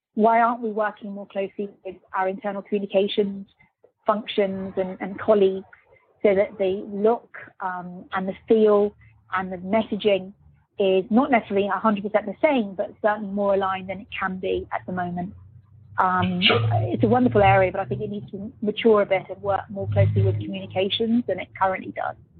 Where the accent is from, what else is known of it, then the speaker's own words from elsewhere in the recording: Birmingham, West Midlands, United Kingdom; moved away; also born or lived in Luxembourg / London; I'm a British person born in Birmingham, so very proud of being from Birmingham.